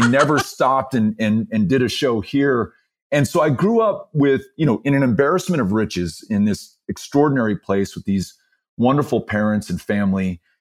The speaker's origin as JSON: {"language": "English", "town": "El Paso", "region": "Texas", "country": "United States", "tie": "born or raised there", "said": "I was born and raised here, both my parents from El Paso as well"}